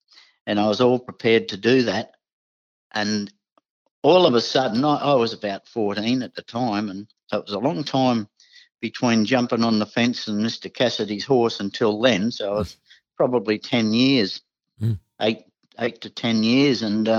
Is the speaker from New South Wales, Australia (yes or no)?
yes; Coffs Harbour, New South Wales, Australia; born there; also born or lived in Sydney; because on the way I was born in Coffs Harbour and my youngest sister was born in Taree.